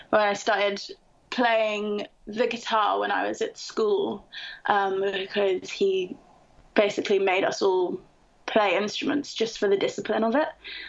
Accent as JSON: {"language": "English", "town": "Camden Town", "region": "London", "country": "United Kingdom", "tie": "born or raised there", "said": "But I was born and raised in Camden Town, and then I went to university in the north of England, and I only realized how lucky I was to live in Camden Town until I went away."}